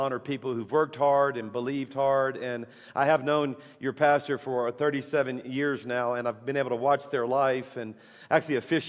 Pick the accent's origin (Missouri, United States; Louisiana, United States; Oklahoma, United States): Louisiana, United States; South; now in Alabama, United States; our church is in Alabama, but I'm a Cajun from South Louisiana.